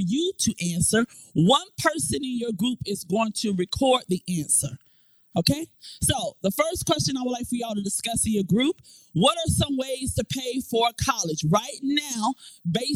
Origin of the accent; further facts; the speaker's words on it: Florida, United States; moved away as an adult; now in Newport News, United States; I am originally from Florida